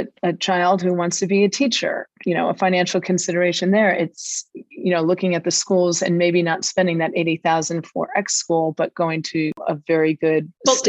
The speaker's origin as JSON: {"language": "English", "region": "Connecticut", "country": "United States", "said": "I am from Connecticut"}